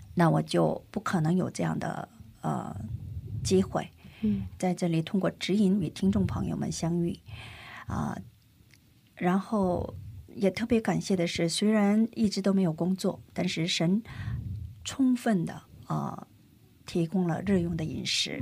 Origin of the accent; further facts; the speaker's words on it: China; also born or lived in South Korea; 我出生在中国，生在中国